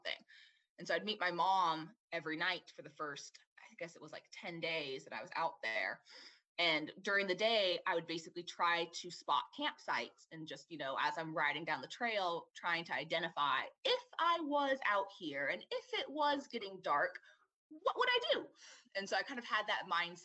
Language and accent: English; Southern California, United States; growing up in SoCal